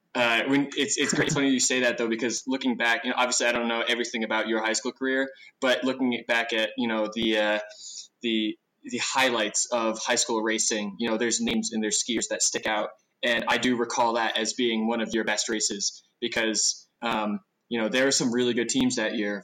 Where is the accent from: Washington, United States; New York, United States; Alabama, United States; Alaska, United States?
New York, United States; Adam and I grew up in the New York race scene